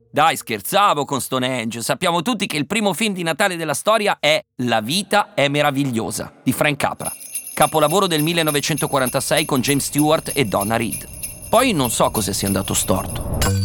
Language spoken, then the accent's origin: Italian; Osnago, Lombardy, Italy; Osnago, il mio paese